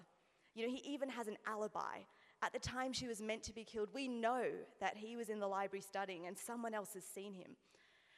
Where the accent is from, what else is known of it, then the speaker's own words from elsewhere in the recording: Australia; as you can hear, again, I'm Australian